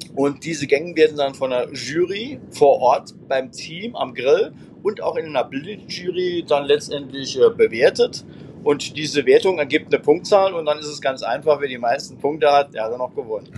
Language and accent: German; Homburg, Saarland, Germany; in meiner Heimatstadt Homburg